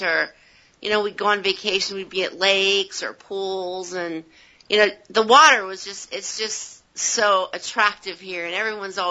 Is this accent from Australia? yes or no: no; Southern California, United States; growing up in Southern California